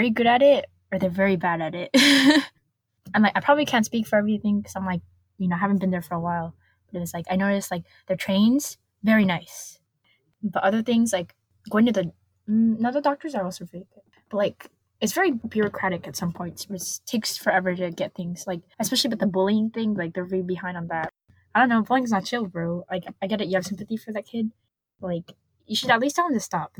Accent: United States; me as an American

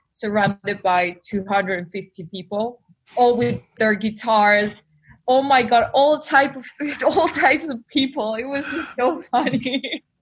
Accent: Buenos Aires, Argentina; accent: Spanish; English is a second language; moved away as an adult; now in London, United Kingdom; I'm half Spanish, half Argentinian. I was born in Buenos Aires, Latin America, and and yeah, and I moved to London three years ago.

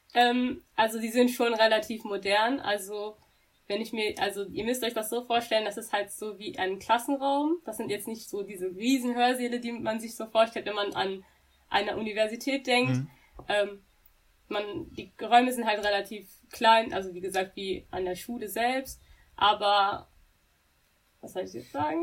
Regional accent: Dortmund, North Rhine-Westphalia, Germany; ich bin eine wahre Dortmunderin, ich bin hier geboren, ich bin hier auch aufgewachsen.

